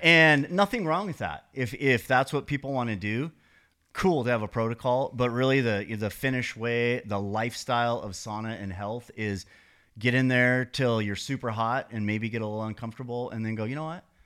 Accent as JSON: {"language": "English", "region": "Montana", "country": "United States", "tie": "born or raised there", "also_born_or_lived": "San Diego", "moved": "as an adult", "said": "I grew up in Montana, but when I turned about thirty, I moved to San Diego"}